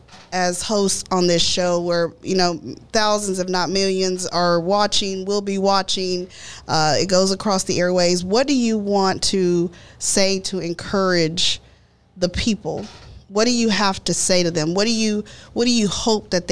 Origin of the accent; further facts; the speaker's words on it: United States; As a Latina, you grow up being Mexican-American